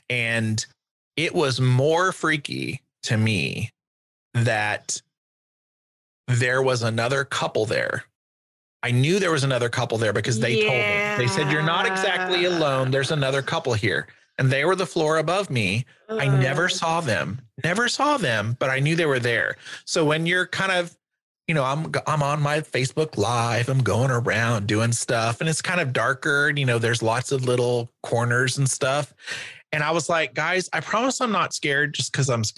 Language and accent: English; Missouri, United States; junior college in my hometown in Missouri